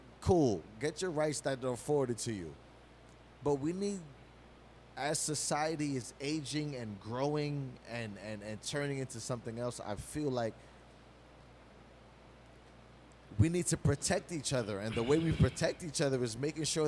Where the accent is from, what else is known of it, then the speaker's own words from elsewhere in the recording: New York City, New York, United States; we grew up in New York City fucking public school system